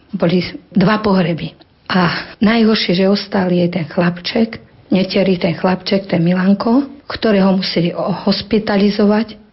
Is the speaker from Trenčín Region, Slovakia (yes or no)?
yes; Hvoznica, Trenčín Region, Slovakia; now in Hatné, Slovakia; pochádzam z Voznice a bývam v dedinke v Hatnom. Pochádzam z deviatich súrodencov